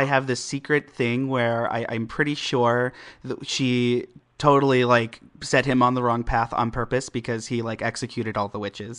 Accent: Ohio, United States; moved away; I'm from Ohio originally, and there are mounds everywhere.

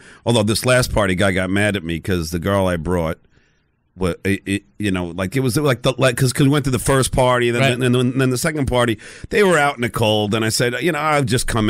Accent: New York, United States; I'm a New Yorker

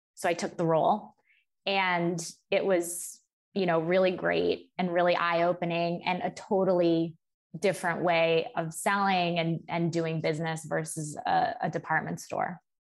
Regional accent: Cleveland, Ohio, United States; moved away as an adult; also born or lived in Michigan; now in New York City, United States; I grew up in Cleveland, um, Cleveland, Ohio, with my parents and my younger sister.

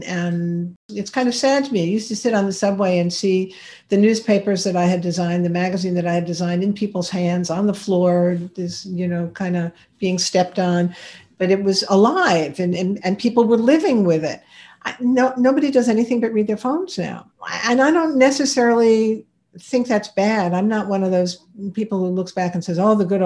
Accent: New York, United States; I'm a New Yorker

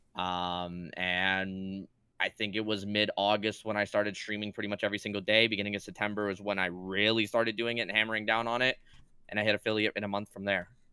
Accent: Canada; I'm Canadian

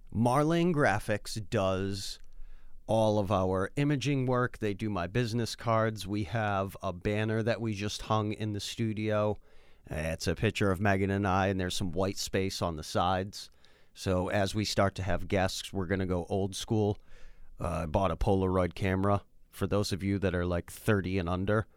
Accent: Worcester, Massachusetts, United States; I grew up in Worcester

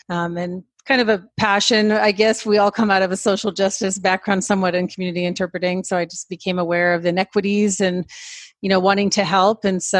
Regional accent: Oregon, United States; I'm from the U.S. I grew up in Oregon, actually.

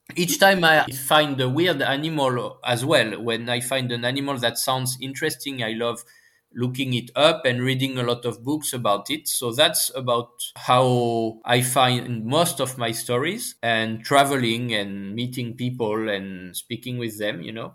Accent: France; accent: French; English is a second language; my horrible French accent

